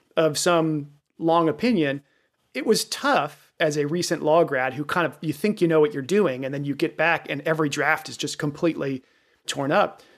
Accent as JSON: {"language": "English", "region": "Virginia", "country": "United States", "tie": "born or raised there", "said": "I grew up in Virginia, Richmond, which is where I was clerking, was familiar to me."}